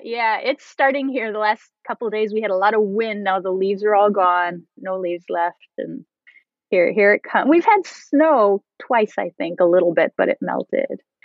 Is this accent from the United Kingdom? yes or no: no; Canada; I'm French Canadian.